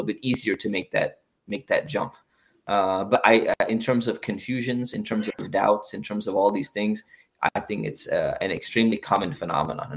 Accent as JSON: {"language": "English", "area": "Orange County", "region": "California", "country": "United States", "tie": "born or raised there", "said": "I grew up in Orange County. I grew up near Tustin, Irvine"}